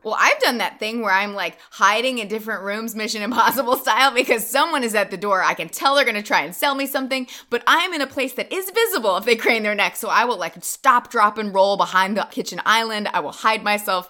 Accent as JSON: {"language": "English", "country": "United States", "said": "as an American"}